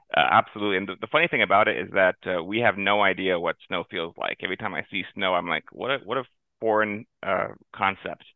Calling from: West Palm Beach, Florida, United States; I'm calling in from uh, the sunny South Florida, downtown West Palm Beach

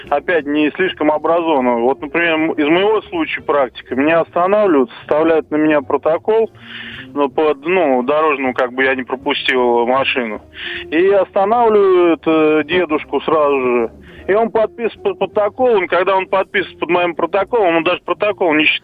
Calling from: Vladimir, Vladimir Oblast, Russia; добрый день, я вот из Владимира.

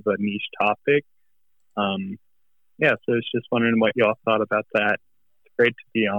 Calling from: Austin, Texas, United States; Hi. I'm calling from Austin, Texas.

